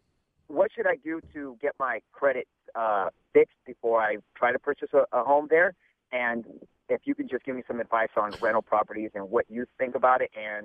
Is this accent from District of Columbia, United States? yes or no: no; Bay Area, California, United States; moved away as an adult; also born or lived in San Antonio, Texas; I'm originally from the Bay Area, moved to San Antonio. I loved it there. I came back here unwillingly. I'm here now probably for the next 4 to 5 years.